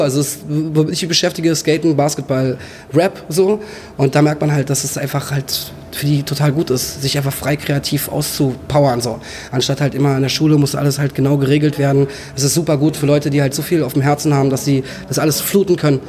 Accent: Berlin, Germany; ich bin halt in Berlin aufgewachsen

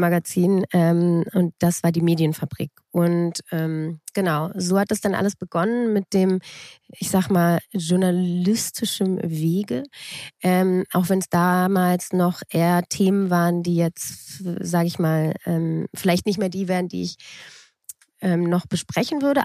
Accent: Berlin, Germany; also born or lived in Munich / Frankfurt; Ich bin mit drei Jahren nach Berlin gekommen.

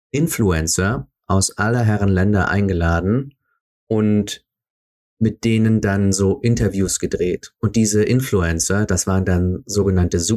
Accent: Switzerland; Uh, Schweiz, also wie gesagt, ich bin Schweizer, also darf ich ein paar Sachen über die Schweiz sagen.

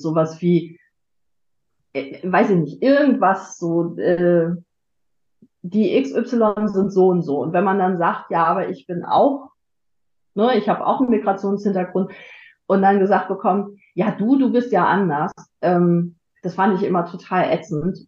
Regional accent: Frankfurt, Hesse, Germany; ich komme aus Frankfurt

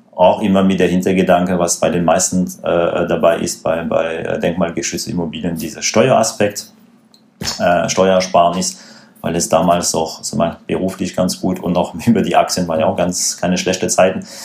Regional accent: France; German is a second language; moved away as an adult; now in Stuttgart, Germany; wie man sicherlich hören kann, äh, gebürtiger Franzose.

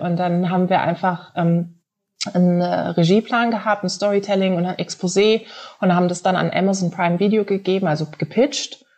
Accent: Karlsruhe, Baden-Württemberg, Germany; moved away; komme ursprünglich aus Karlsruhe

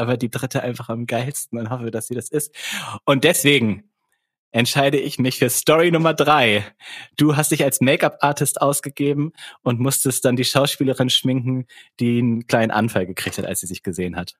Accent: Germany; accent: German; Ich, ich habe schon einen deutschen Akzent.

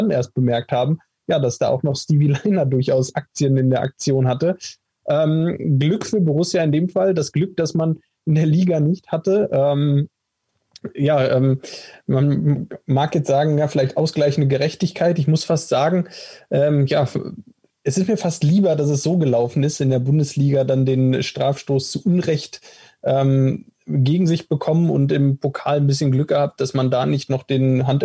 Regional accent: Stuttgart, Baden-Württemberg, Germany; Ich glaube, als Stuttgarter würde ich sagen, ist ein klarer Elfmeter.

